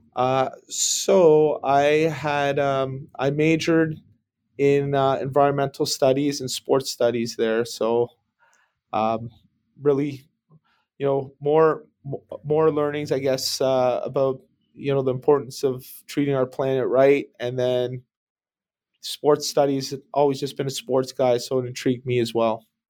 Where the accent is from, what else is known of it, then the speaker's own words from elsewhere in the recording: Brampton, Ontario, Canada; I just grew up in, uh, suburban Bramley, Ontario